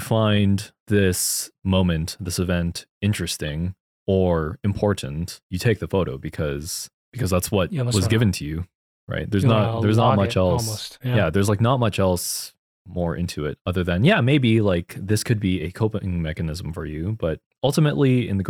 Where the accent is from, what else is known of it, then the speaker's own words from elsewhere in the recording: Philippines; because of your culture as a Korean person and my culture as a Filipino person, the way we approach this medium, they're vastly different between each other.